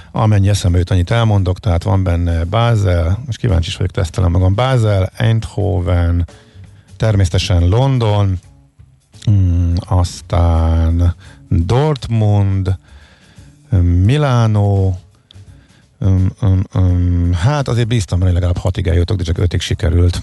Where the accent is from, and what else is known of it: Hungary